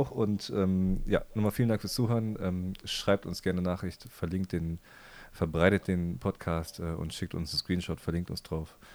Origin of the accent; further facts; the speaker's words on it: Heidelberg, Baden-Württemberg, Germany; ich komme aus Heidelberg und ich möchte mich von Mannheim distanzieren.